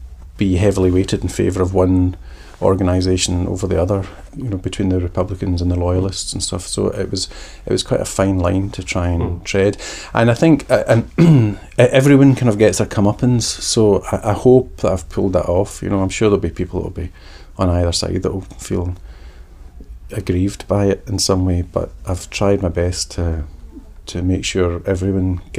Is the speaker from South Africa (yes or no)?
no; Glasgow, Scotland, United Kingdom; growing up in Glasgow